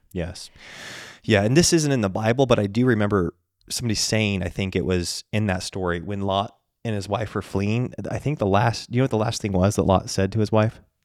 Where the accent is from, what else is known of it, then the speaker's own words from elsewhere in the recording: the West, United States; we grew up in the West